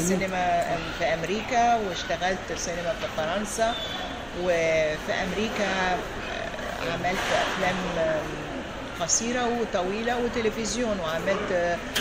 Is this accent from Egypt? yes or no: yes; Giza, Giza Governorate, Egypt; moved away as an adult; also born or lived in France; now in United States; انا مولوده في مصر في مصر في عيله ارمنيه